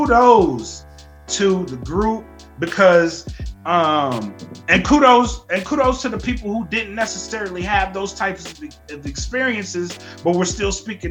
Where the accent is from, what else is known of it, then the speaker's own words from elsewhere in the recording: United States; being born here almost doesn't seem like it matters, because we're born in America, we are American, and why aren't we treated like that all the time?